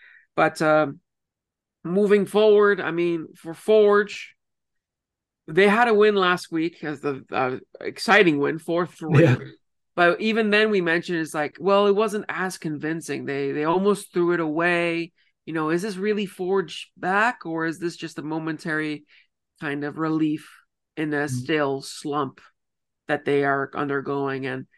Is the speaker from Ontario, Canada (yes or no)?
yes; Ontario, Canada; I'm from Ontario.